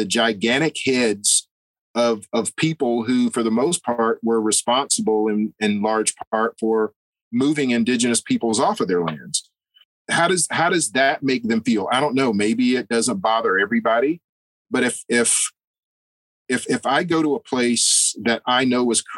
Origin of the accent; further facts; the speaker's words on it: United States; I'm an American